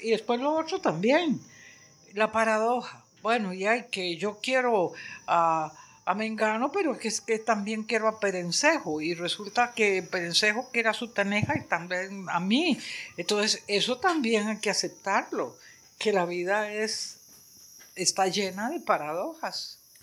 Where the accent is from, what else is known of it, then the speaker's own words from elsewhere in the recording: San José, Costa Rica; yo soy de Amón